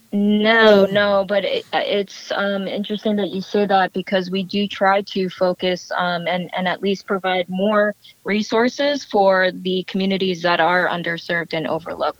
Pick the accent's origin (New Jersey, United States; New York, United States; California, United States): New Jersey, United States; I was born and raised in New Jersey